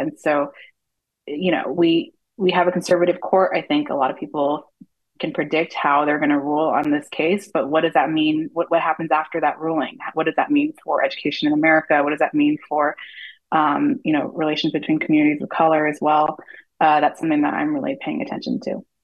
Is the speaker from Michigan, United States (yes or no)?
no; East Bay, San Francisco Bay Area, California, United States; moved away; I'm from the Bay Area. I grew up in the East Bay